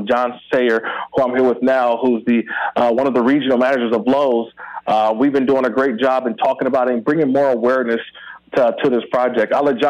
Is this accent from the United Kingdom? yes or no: no; California, United States; I'm born and raised in the Bay Area. I grew up hating the Niners.